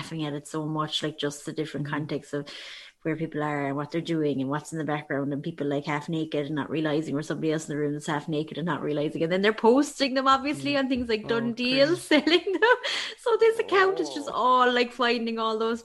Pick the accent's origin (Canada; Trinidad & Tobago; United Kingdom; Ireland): Ireland; that nosiness that we would have inherent in us as Irish people